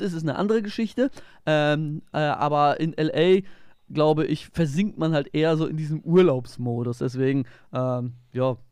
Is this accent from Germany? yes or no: yes; Germany; moved away; von meiner Heimat, äh, von der Ostsee